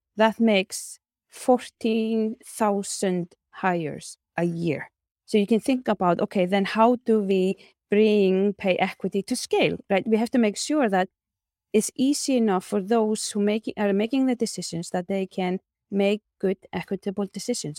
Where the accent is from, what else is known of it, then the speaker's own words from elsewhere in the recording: Iceland; my home country, Iceland